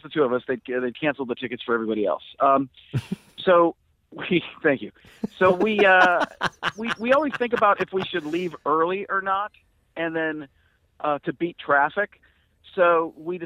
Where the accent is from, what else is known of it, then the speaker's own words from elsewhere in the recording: Wisconsin, United States; now in Phoenix, United States; I grew up in Wisconsin